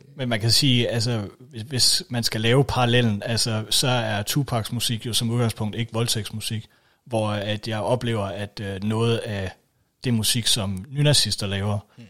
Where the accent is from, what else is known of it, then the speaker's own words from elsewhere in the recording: Denmark; vi jo stadigvæk betragter os, øh, i hvert fald som danskere